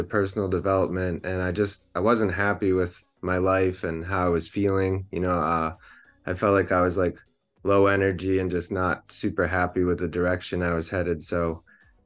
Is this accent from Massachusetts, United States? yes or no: yes; Concord, Massachusetts, United States; I'm from the Concord area